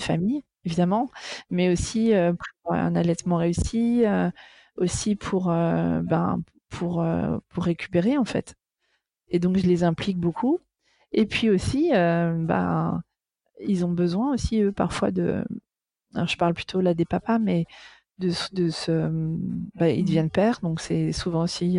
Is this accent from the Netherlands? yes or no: yes; Amsterdam, North Holland, Netherlands; moved away; also born or lived in Paris; j'ai grandi à Amsterdam